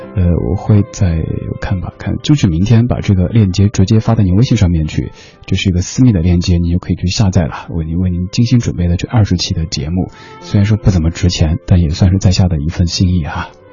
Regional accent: Chengdu, Sichuan, China; moved away; also born or lived in Shanghai; 从小生活在，不算是南方吧，不管小时候在了上海，还是后来自己回到家乡的成都，都是不怎么下雪的地方

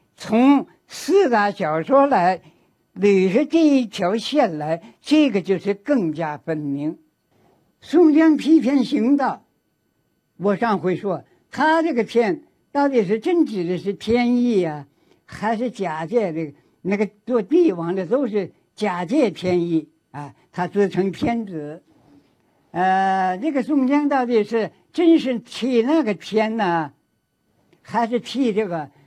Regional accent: China; 我们作为一个中国人

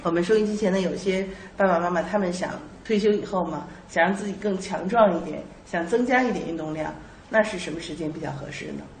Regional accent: China; 但是我觉得我们中国人的早上的运动一般是打打太极拳呀

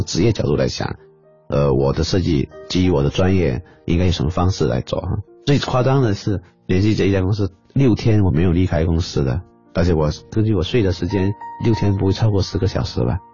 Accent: the South, southern China, China; 我来自南方

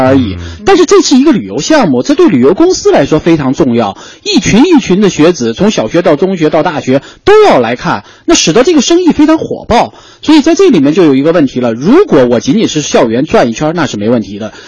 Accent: China; 我们中国人

